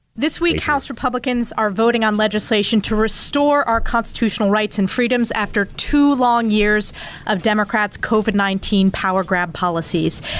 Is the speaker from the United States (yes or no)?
yes; New York, United States; my home state of New York